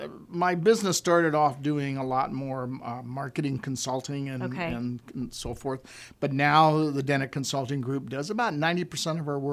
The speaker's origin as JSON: {"language": "English", "town": "Coronado", "region": "California", "country": "United States", "tie": "born or raised there", "said": "You know, growing up in Coronado, and it was basically a military town, so almost every single person in the school was the military."}